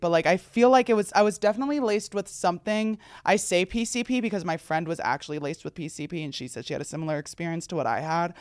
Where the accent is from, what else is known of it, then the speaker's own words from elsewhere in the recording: New Jersey, United States; as someone from New Jersey